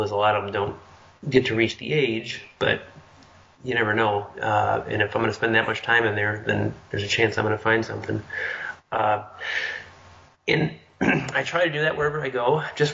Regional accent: Midwest, United States; being born, growing up in the Midwest

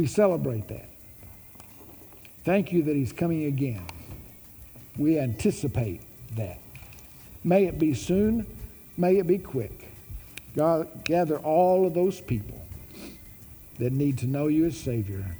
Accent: Little Rock, Arkansas, United States; Growing up in Little Rock, Arkansas

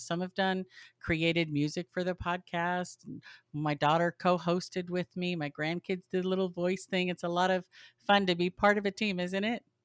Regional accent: Southern California, United States; I grew up in Southern California

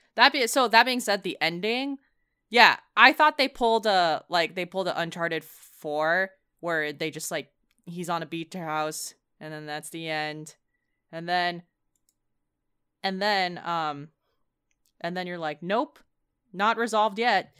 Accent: San Francisco Bay Area, California, United States; we're from the San Francisco Bay Area, so it's pretty liberal.

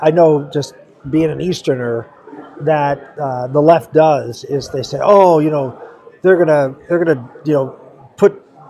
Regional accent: Pennsylvania, United States; I come from Pennsylvania, and we don't have a whole lot of federal lands in Pennsylvania.

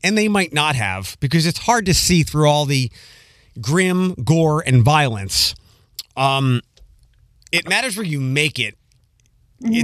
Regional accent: Philadelphia, Pennsylvania, United States; now in Toledo, United States; I'm originally from Philadelphia

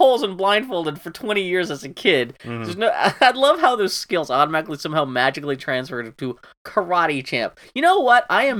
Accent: Pittsburgh, Pennsylvania, United States; I actually filmed a Jean-Claude Van Damme movie in my hometown when I was growing up. And I can't remember. It's Sudden Death. It's the one where he's at the Civic Arena in Pittsburgh.

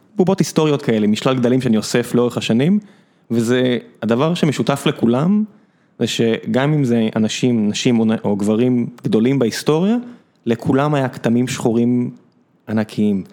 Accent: Beersheba, Southern District, Israel; moved away as an adult; now in Tel Aviv, Israel; אני גדלתי ב... לא יודע, באר שבע, שנות ה-80-90

